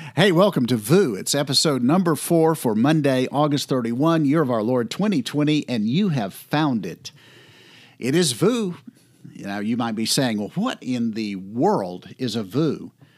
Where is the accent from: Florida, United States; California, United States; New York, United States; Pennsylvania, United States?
Florida, United States; I grew up in Florida